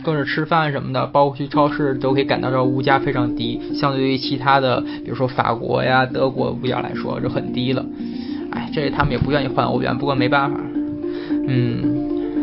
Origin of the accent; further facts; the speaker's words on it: China; 然后船上的人全在扒着看我们中国人